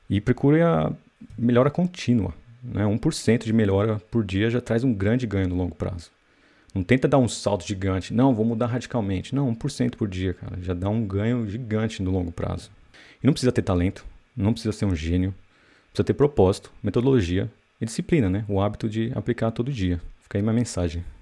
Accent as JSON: {"language": "Portuguese", "country": "Brazil", "accent": "Brazilian", "moved": "yes", "said": "tem muita gente que não sabe que eu sou brasileiro, mas se bem que meu sotaque brasileiro ali no inglês entrega muito fácil"}